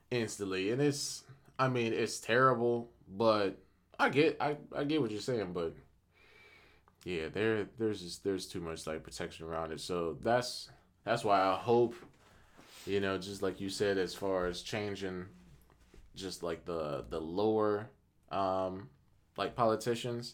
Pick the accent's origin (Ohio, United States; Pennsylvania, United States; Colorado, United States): Ohio, United States; Akron; I'm from Akron